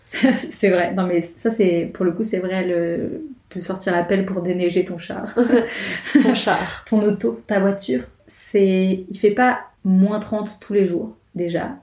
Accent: France; accent: French; moved away as an adult; now in Montreal, Canada; j'ai l'accent français

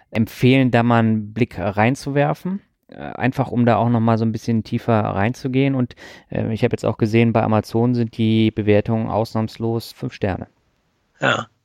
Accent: Schleswig-Holstein, Germany; Ich bin Holsteiner.

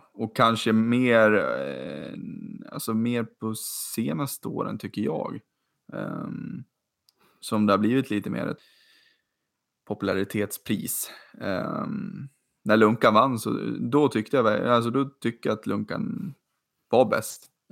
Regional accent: Sweden; som svensk

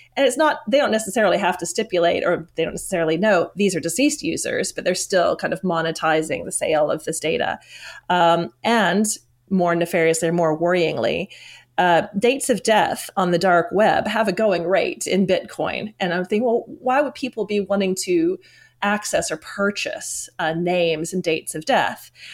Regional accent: United States; moved away as an adult; now in London, United Kingdom; originally I'm from the United States

